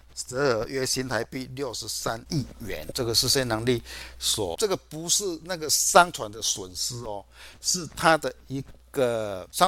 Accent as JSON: {"language": "Chinese", "region": "Chiayi", "country": "Taiwan"}